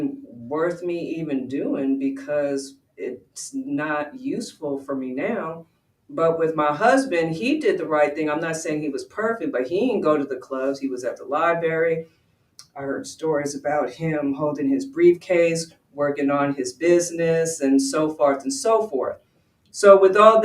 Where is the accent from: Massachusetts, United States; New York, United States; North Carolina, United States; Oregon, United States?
New York, United States; Westchester; moved away; also born or lived in Georgia; I said I was from Westchester. Yes, there was only like 7 Black families there